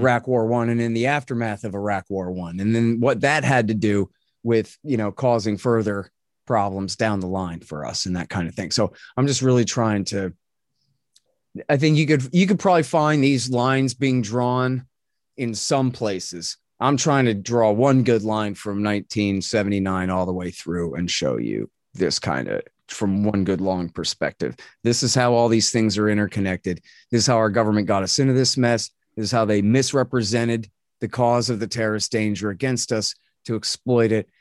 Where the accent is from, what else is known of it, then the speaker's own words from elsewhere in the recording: United States; I'm an American anti-government extremist